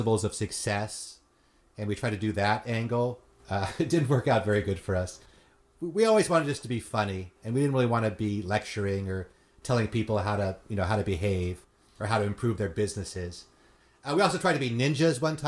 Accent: San Fernando Valley, California, United States; I grew up in California, so I grew up in the San Fernando Valley.

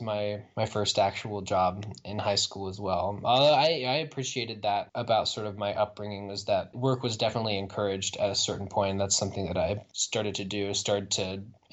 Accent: Indiana, United States; it was in my home state

